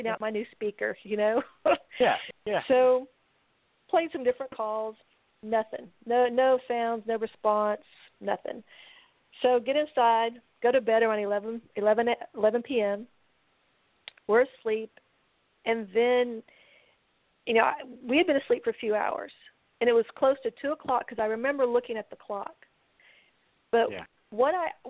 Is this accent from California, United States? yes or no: no; Texas, United States; we're from Texas